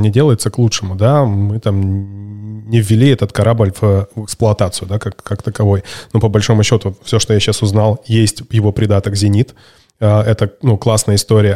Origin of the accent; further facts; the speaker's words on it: Barnaul, Altai Krai, Russia; Я сам из Барнаула